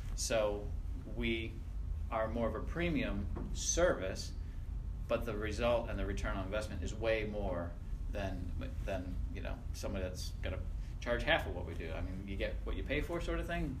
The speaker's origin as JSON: {"language": "English", "area": "north of Lancaster", "region": "Pennsylvania", "country": "United States", "tie": "born or raised there", "moved": "yes", "said": "I was born in Pennsylvania. I'm a Pennsylvania Dutchie."}